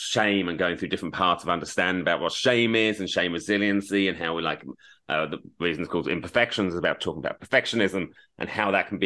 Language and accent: English; Australia; moved away as an adult; also born or lived in United Kingdom; now in Los Angeles, United States; I am a British-born Australian raised, as I say. I've got a lot of Australian. I'm an Australian citizen, but I now live in LA.